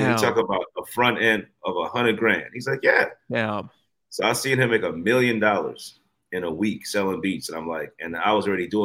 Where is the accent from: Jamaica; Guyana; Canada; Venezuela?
Guyana; also born or lived in Brooklyn, New York, United States; now in United States; I'm not American. I came from Guyana, South America. So when I first came to America, I moved to Brooklyn.